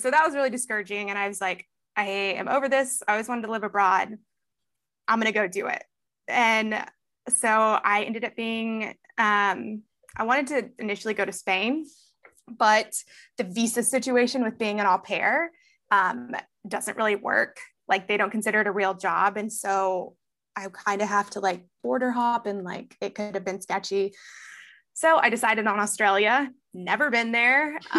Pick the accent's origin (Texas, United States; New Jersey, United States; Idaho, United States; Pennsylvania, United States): Texas, United States; also born or lived in Houston / San Antonio / Beaumont / Austin; I grew up all over Texas. So Houston, born in Houston, San Antonio, Houston, Beaumont, San Antonio, Austin.